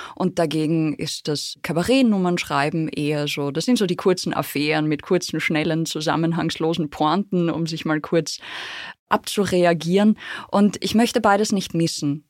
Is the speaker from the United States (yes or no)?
no; Austria; ich würde sagen, ich bin Österreicherin